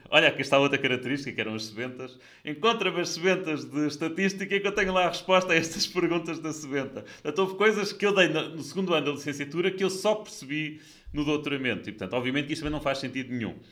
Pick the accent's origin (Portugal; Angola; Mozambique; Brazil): Portugal; Coimbra, Centro; E mais, eu sou de Coimbra eh, e, portanto, sou de uma escola que na altura era relativamente nova